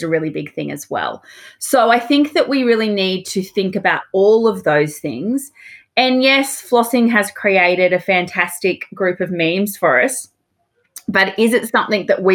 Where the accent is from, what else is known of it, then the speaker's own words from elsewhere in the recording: Australia; I am your Australian host